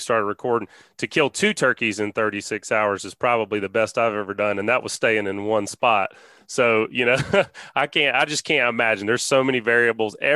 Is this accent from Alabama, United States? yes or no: yes; Alabama, United States; I'm from Alabama